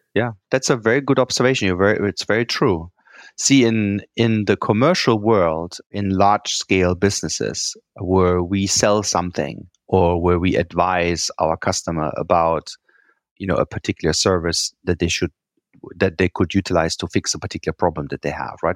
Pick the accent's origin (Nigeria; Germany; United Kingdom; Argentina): Germany; English is a second language; moved away; I'm from Germany, as you can tell, I have a funny accent. And, you know, we Germans, we like spreadsheets